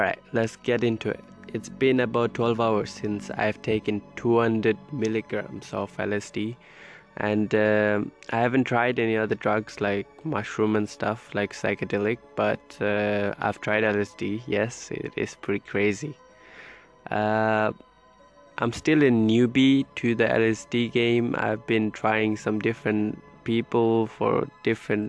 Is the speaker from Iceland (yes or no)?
no; London, United Kingdom; I'm from United Kingdom, more specifically London